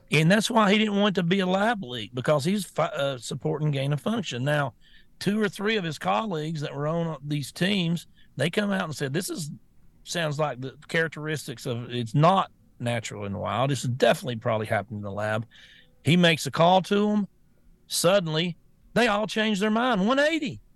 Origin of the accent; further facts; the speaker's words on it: United States; I'm an American